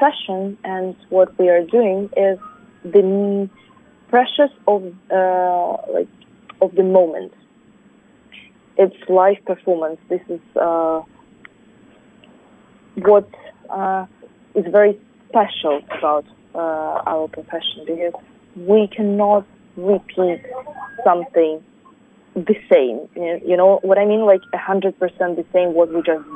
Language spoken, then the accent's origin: English; Russia; English is a second language; now in United States; even though I'm Korean, but since I was born in Russia and grown there, I feel Russian